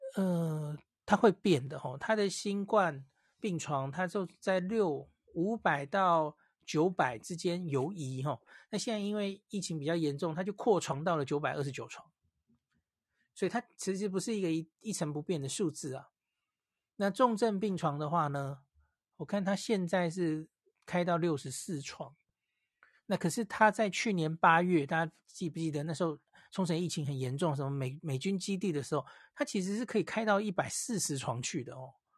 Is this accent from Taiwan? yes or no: yes; Taiwan; 我们，台湾人是戴得住口罩的